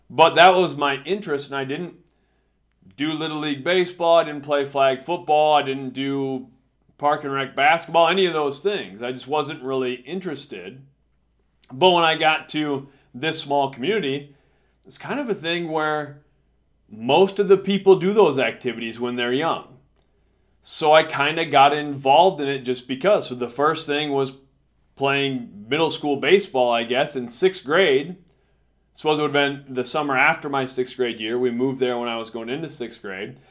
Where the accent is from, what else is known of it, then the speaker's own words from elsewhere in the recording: United States; got a chance to come back to my hometown, and started teaching here